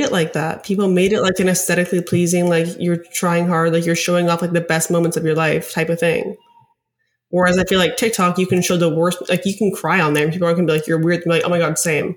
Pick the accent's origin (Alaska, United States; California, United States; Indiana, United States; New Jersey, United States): Alaska, United States; moved away as an adult; also born or lived in Arizona / Denver; now in New York, United States; I'm from Alaska. I grew up in Alaska to, lived until I was eighteen.